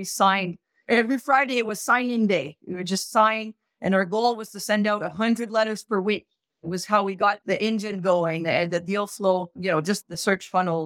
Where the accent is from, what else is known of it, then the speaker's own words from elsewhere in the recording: Montreal, Quebec, Canada; also born or lived in Barcelona / Panama; I grew up in the West Island of Montreal, so French-Canadian